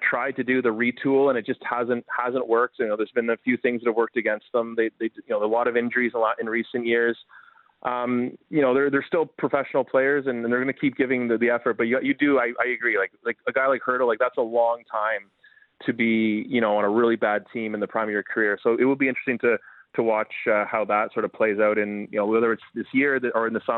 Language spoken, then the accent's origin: English; Ottawa, Ontario, Canada; I grew up in Ottawa